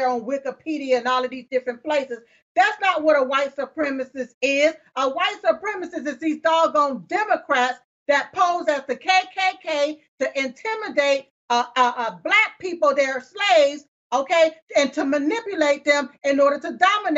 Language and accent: English; United States; I was born here on this soil here in the United States of America